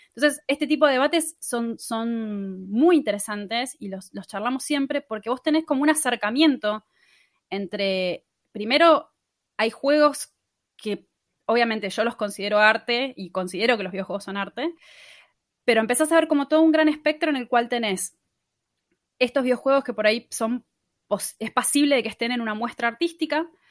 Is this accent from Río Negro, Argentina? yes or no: yes; Patagonia, Río Negro, Argentina; moved away as an adult; now in Buenos Aires, Argentina; yo soy de la Patagonia originariamente. Viví casi toda la vida en Río Negro y me mudé hace más o menos cinco años a Buenos Aires